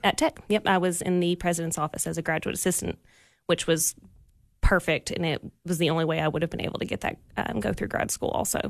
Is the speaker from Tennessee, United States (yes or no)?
yes; Pigeon Forge, Tennessee, United States; I was born and raised in Pigeon Forge